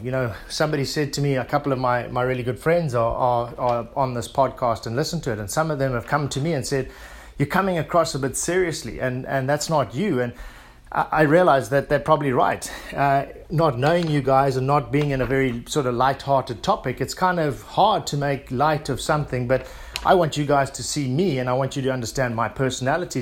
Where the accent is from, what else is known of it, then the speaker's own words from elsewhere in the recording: South Africa; being South African